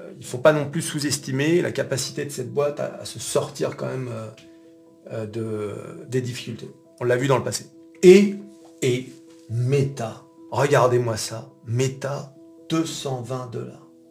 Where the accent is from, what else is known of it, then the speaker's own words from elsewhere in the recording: France; on est français